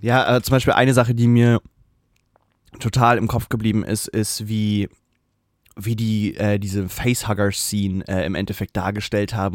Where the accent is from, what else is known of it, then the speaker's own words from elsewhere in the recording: Germany; als Deutscher